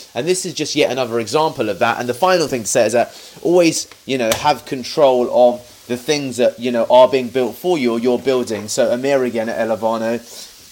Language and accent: English; United Kingdom; a British Indian